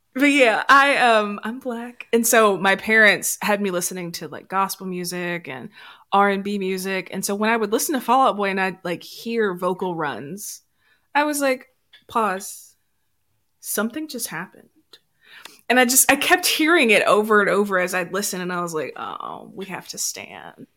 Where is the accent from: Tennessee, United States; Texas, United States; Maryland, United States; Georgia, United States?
Tennessee, United States; Memphis; I am from Memphis